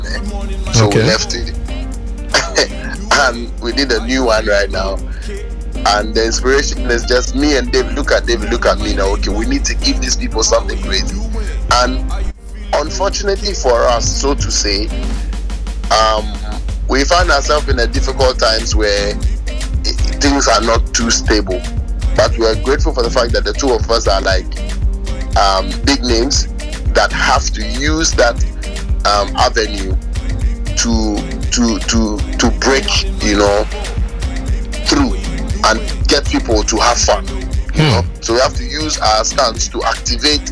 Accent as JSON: {"language": "English", "country": "Ghana", "said": "I'm Ghanaian"}